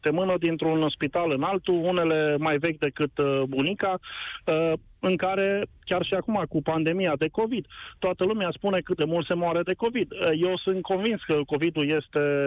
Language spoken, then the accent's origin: Romanian; Timișoara, Timiș County, Romania; eu sunt din Timișoara.